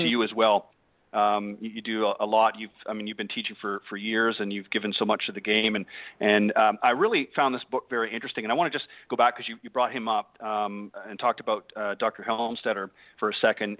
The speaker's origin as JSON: {"language": "English", "town": "Burlington", "region": "Ontario", "country": "Canada", "tie": "born or raised there", "moved": "yes", "said": "my hometown or home area, if you will, of Burlington, Ontario, Canada"}